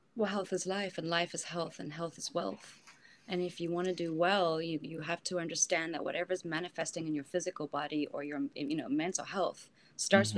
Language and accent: English; South Africa; moved away; I'm from South Africa